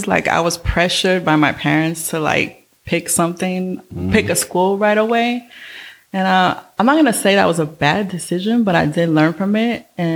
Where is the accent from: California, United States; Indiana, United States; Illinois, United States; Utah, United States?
California, United States; Oakland; Born and raised in Oakland. Born in Highland Hospital